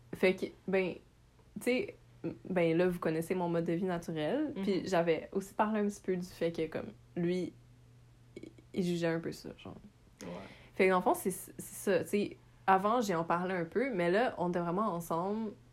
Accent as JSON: {"language": "French", "town": "Montreal", "region": "Quebec", "country": "Canada", "tie": "born or raised there", "said": "je suis née à Montréal, j'ai grandi à Montréal"}